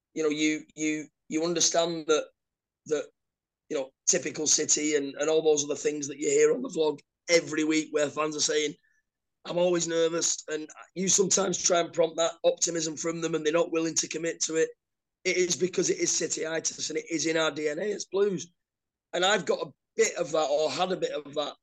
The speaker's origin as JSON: {"language": "English", "town": "Oldham", "region": "North West England", "country": "United Kingdom", "tie": "born or raised there", "moved": "yes", "said": "I was born in Oldham."}